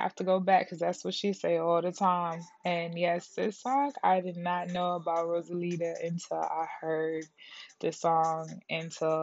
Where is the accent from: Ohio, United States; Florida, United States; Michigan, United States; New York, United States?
Michigan, United States; Detroit; I'm from Detroit